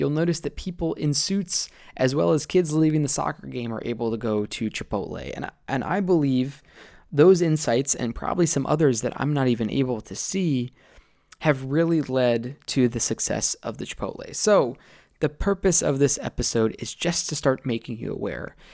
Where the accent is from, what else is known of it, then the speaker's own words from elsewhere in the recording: Columbus, Ohio, United States; growing up in Columbus